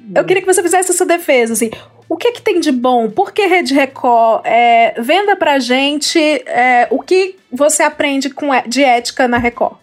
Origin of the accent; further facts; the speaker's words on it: Ceará, Brazil; Eu, como cearense, tenho local de fala.